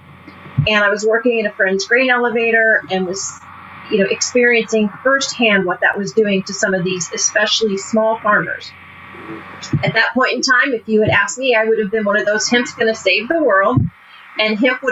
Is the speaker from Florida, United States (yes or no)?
no; Hamilton County, Indiana, United States; moved away as an adult; also born or lived in Coronado, California; I was born and raised in around Hamilton County, Indiana, north of Indianapolis, all rural.